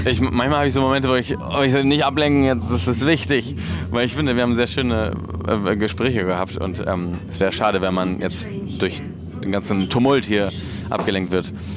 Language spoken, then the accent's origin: German; Barcelona, Catalonia, Spain; moved away as an adult; also born or lived in Madrid / Berlin; ich bin ja aus Barcelona